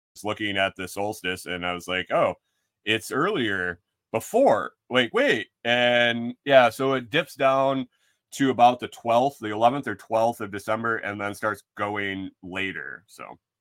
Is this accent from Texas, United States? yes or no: no; New York, United States; moved away; also born or lived in Minnesota; Minnesota really isn't my home. I grew up in New York.